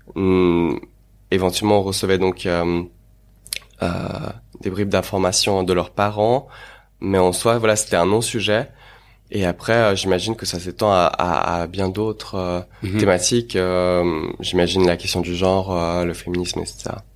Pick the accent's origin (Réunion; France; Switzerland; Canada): Switzerland; Geneva; also born or lived in Moscow, Russia; je suis né à Moscou et je suis venu euh, lorsque j'étais tout jeune, euh, voilà, ici à Genève, avec mes parents, pour enfin dans le cadre du travail de mes parents, euh, et ville de laquelle je ne suis jamais parti, donc où j'ai grandi